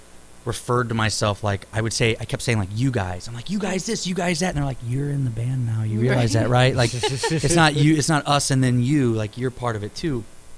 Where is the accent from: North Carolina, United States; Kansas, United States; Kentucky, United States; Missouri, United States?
Missouri, United States; St. Louis; Born and raised. Yeah, I didn't even like start traveling and like leave St. Louis like at all till I was probably 20 or 21.